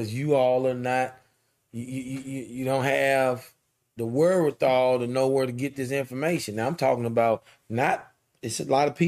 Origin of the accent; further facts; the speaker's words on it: St. Louis, Missouri, United States; We grew up in St. Louis.